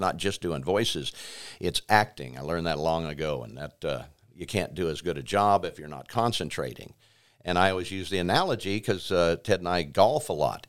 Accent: Pratt, Kansas, United States; moved away as an adult; also born or lived in Hollywood; I was born here in Pratt. Uh, went to Haskins Elementary School

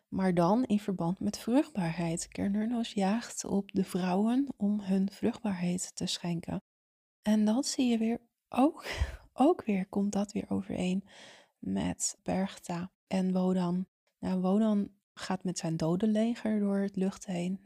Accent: Zaanstreek, North Holland, Netherlands; Ik kom zelf uit de Zaanstreek

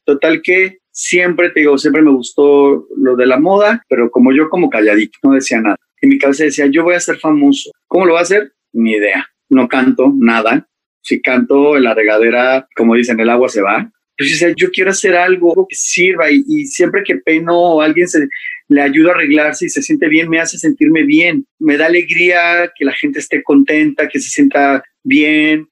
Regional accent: Mexico City, Mexico; soy de la Ciudad de México

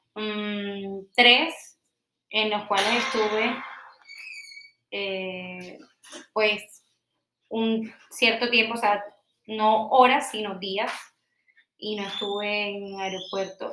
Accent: Colombia; yo soy súper colombiana

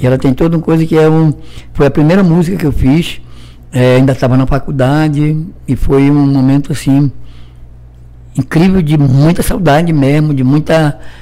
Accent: Amazonas, Brazil; moved away as an adult; also born or lived in São Paulo; Da minha terra. É, lá do Amazonas.

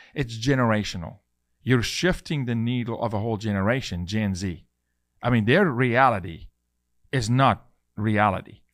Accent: South Africa; I'm a South African male

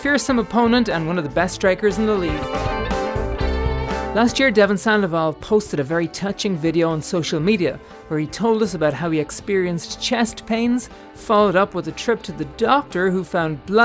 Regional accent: Ireland; also born or lived in Boston; now in Phoenix, United States; I'm from Ireland

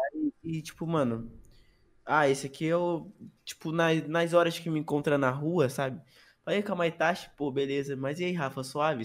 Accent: Rio de Janeiro, Brazil; Sou carioca

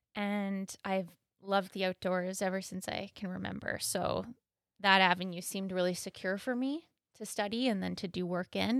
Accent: Thunder Bay, Ontario, Canada; I am from Thunder Bay, born and raised

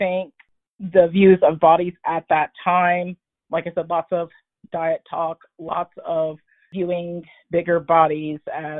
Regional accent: Oklahoma, United States; I'm a military brat, so I kind of, most of the time, I grew up in Southwest Oklahoma and kind of like lived everywhere, but I mainly grew up here in Southwest Oklahoma where I'm living now.

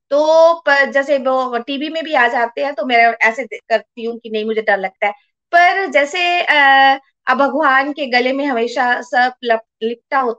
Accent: Chamba, Himachal Pradesh, India; born there; मैं चंबा में पैदा हुई और मैं भी शिव जी को बहुत मानती हूँ

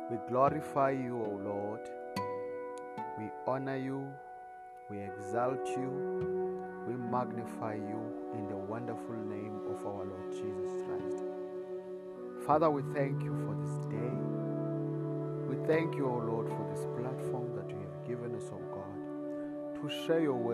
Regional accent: South Africa; I come all the way from South Africa

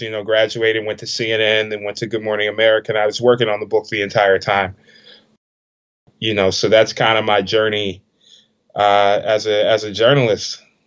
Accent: Washington, District of Columbia, United States; I'm from Washington D.C. I was born in D.C.

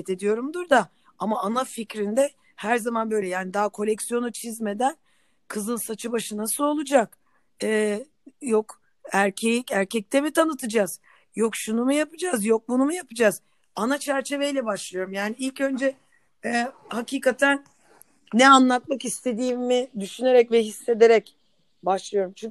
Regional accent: Istanbul, Turkey; born there; Ben Nerede İstanbul'da doğdum.

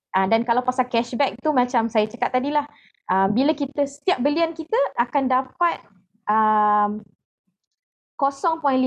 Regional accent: Pasir Mas, Kelantan, Malaysia; now in Hulu Selangor, Malaysia; saya asal Kelantan di uh, Pasir Mas selalu tapi sekarang tinggal di Hulu Selangor

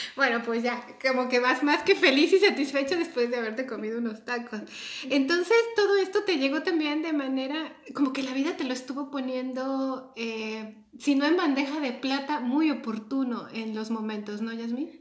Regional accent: Mexico; now in Austria; los que somos mexicanos y conocemos el Distrito Federal

